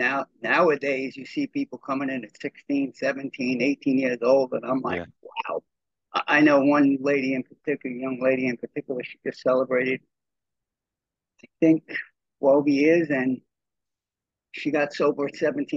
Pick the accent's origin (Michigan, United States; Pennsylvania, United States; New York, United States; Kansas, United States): New York, United States; New York City; I was born and raised in Brooklyn, New York